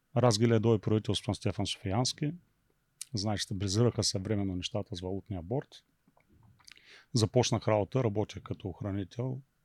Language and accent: Bulgarian; Beloslav, Varna Province, Bulgaria; moved away as an adult; also born or lived in Athens, Greece; Родом съм от Белослав, иначе бизнеса ми е във Варна